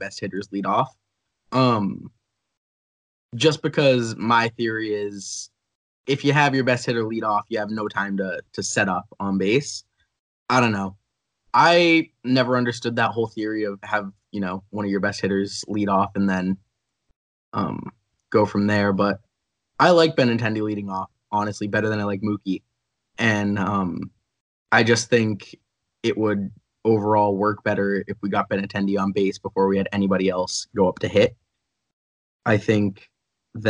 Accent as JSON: {"language": "English", "town": "Boston", "region": "Massachusetts", "country": "United States", "said": "I'm from Boston"}